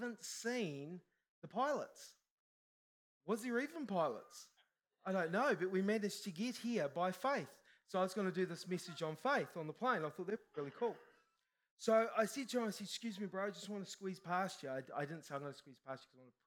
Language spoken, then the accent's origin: English; New Zealand; I'm a Kiwi, Kiwis are humble